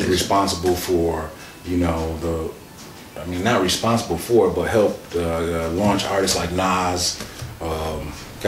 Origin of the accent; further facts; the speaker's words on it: Milwaukee, Wisconsin, United States; also born or lived in Racine, Wisconsin; I grew up here, pretty much, Milwaukee, Wisconsin, North Side, 38th and Custer